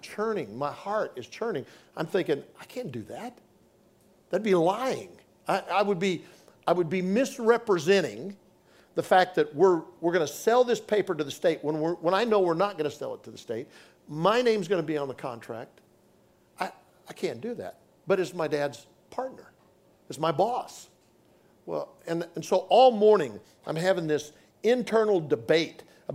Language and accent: English; Nebraska, United States; also born or lived in Oklahoma City; now in Texas, United States; I grew up in Nebraska